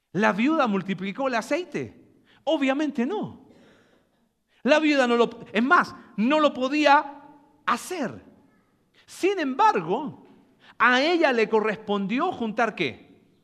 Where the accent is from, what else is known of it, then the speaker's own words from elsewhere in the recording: Mexico; Nosotros que como mexicanos